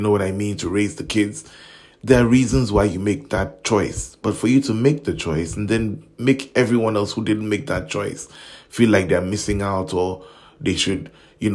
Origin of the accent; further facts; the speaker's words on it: Nigeria; As a Nigerian